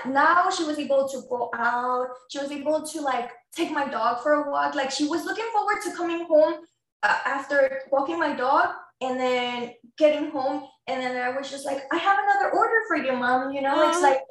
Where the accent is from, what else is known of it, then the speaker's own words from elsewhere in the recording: Mexico City, Mexico; moved away; I'm an immigrant from Mexico City.